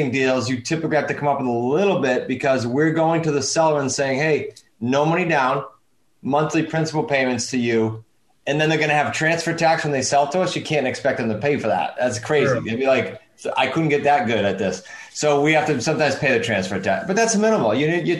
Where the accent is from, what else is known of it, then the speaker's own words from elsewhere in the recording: Massachusetts, United States; accent: East Coast; now in Rhode Island, United States; I'm sitting in Rhode Island, but I grew up in Massachusetts